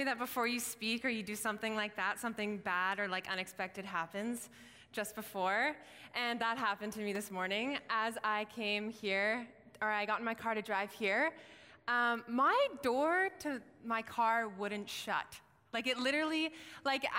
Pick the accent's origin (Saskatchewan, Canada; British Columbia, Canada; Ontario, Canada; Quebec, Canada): British Columbia, Canada; Williams Lake; raised in Williams Lake, BC